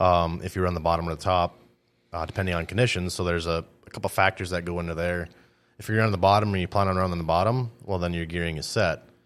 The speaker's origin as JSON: {"language": "English", "town": "Greenbush", "region": "Minnesota", "country": "United States", "tie": "born or raised there", "said": "I grew up in Greenbush"}